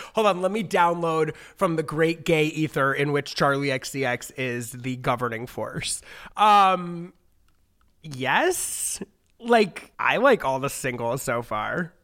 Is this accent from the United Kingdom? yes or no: no; United States; obviously I'm an American. I grew up in America